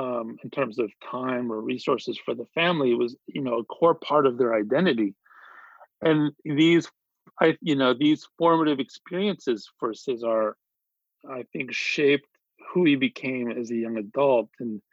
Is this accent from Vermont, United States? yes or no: no; Yuma, Arizona, United States; growing up in Yuma, Arizona, which is, you know, this sort of agricultural communities. It's a small town, you know, tucked away in the southwestern corner of Arizona, on the, you know, basically on the border of Arizona, California, and Mexico.